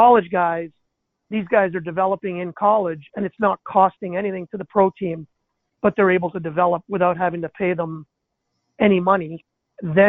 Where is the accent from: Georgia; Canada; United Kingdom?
Canada; Montreal, Quebec; first language English; moved away as an adult; also born or lived in Potsdam, New York; Growing up in Montreal